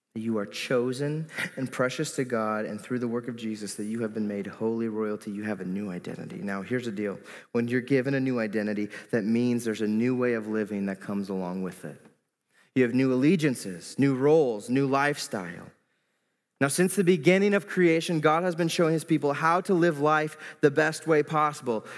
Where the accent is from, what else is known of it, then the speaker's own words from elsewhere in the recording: Iowa, United States; moved away as an adult; now in Moline, United States; I grew up in Iowa all my life